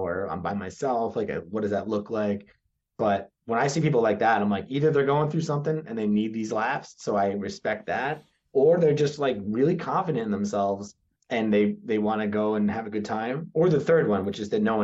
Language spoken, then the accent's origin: English; New Jersey, United States; I grew up in New Jersey where there's not really Jersey pride